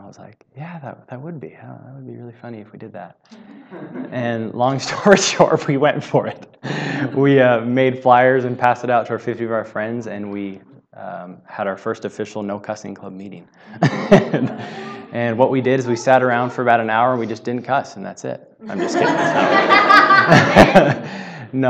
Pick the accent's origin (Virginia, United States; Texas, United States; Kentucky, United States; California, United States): California, United States; Southern; I grew up in Southern California